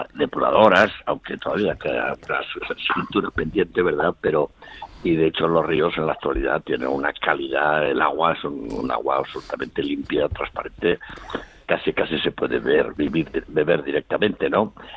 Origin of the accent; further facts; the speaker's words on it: León, Castile and León, Spain; moved away as an adult; now in Zaragoza, Spain; un leonés de nacimiento muy y adaptado y adoptado por, por Aragón